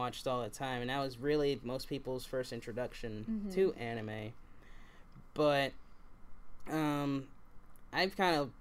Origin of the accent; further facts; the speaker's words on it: Kentucky, United States; I'm from Kentucky